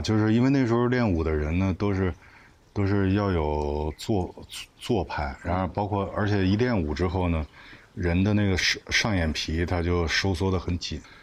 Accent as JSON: {"language": "Chinese", "region": "Beijing", "country": "China", "tie": "born or raised there", "said": "那时候北京的这些幼儿园啊，全都要接待外宾"}